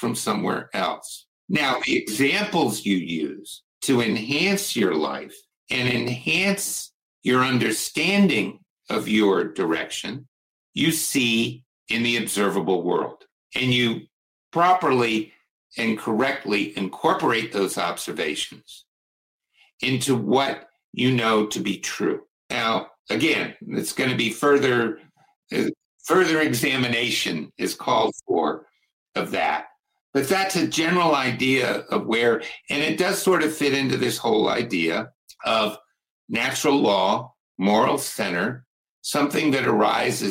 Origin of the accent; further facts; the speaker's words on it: United States; I'm from Washington